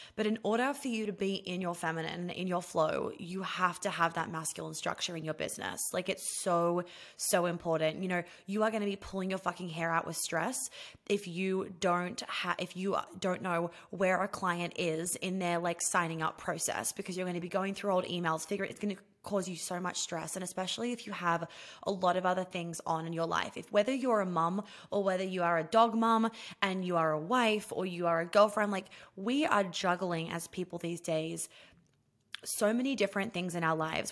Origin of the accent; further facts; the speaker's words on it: New York City, New York, United States; moved away as an adult; I grew up in New York City